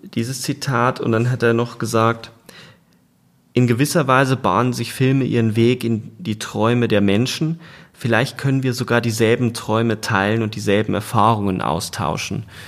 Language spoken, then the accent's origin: German; Germany; als Deutsche